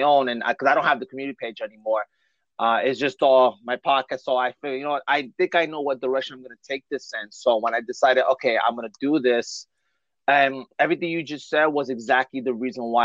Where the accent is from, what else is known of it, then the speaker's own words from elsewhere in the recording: New York City, New York, United States; now in New Jersey, United States; I live in Jersey, but I'm originally from Bushwick of Brooklyn, New York